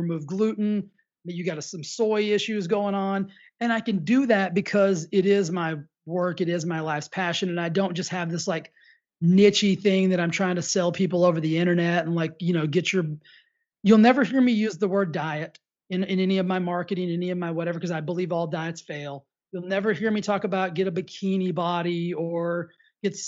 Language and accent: English; Texas, United States; I grew up in the South. I grew up in Texas.